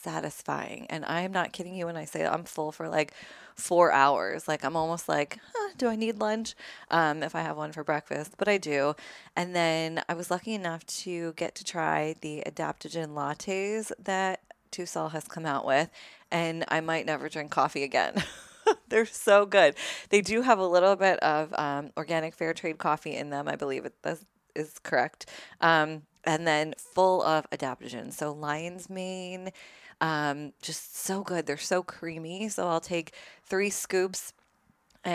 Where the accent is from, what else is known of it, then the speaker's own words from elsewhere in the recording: New Jersey, United States; now in Los Angeles, United States; I grew up in New Jersey.